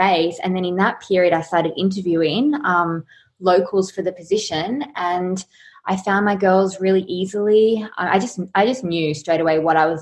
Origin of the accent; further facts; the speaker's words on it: Sydney, New South Wales, Australia; also born or lived in Los Angeles; now in Byron Bay, Australia; I'm from Sydney, and then I've just lived in Byron over the years.